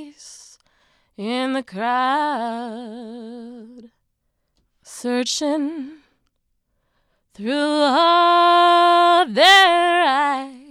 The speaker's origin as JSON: {"language": "English", "town": "Madison", "region": "Wisconsin", "country": "United States", "tie": "born or raised there", "also_born_or_lived": "India / England / Illinois", "said": "I moved to Madison when I was a kid"}